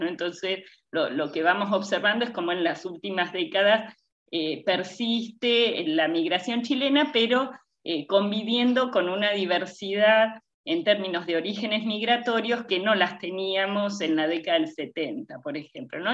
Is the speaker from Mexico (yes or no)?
no; Argentina; yo soy primera generación argentina, eh, mi mamá y mi papá son migrantes de Eslovenia